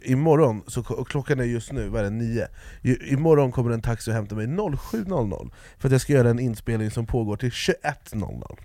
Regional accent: Jordbro, Stockholm County, Sweden; jag är från Jordbro Men, det var där jag växte upp

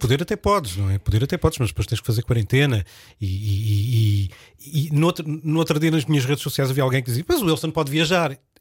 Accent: Olhão, Algarve, Portugal; moved away; minha terra em Olhão

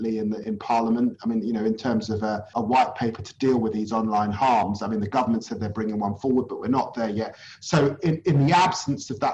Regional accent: London, United Kingdom; I grew up in Tottenham in the 1970s and 80s

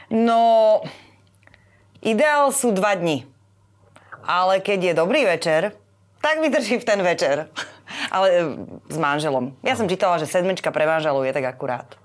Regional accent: Nitra, Nitra Region, Slovakia; Ja som z Nitry, a tam naozaj víno je súčasťou úplne všetkého od detstva, vždy bolo.

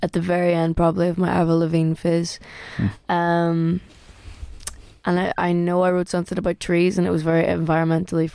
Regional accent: Derry, Northern Ireland, United Kingdom; moved away; also born or lived in Belfast / Lisburn / Manchester / London; My earliest memories growing up, probably actually they weren't in Derry. I was born in Belfast

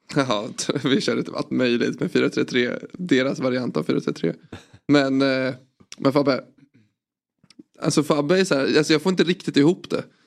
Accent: Sweden; Jag är från Sverige

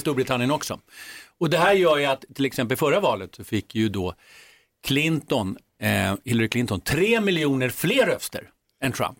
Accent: Sweden; also born or lived in United States; som svensk

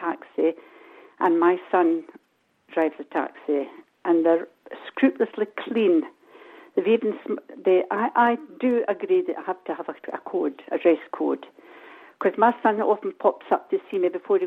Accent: Scotland, United Kingdom; I'm from Midlothian

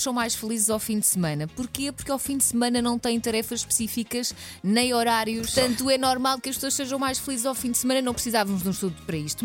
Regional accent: Barranquilla, Atlántico, Colombia; now in Portugal; sou natural de Barranquilla, Colômbia

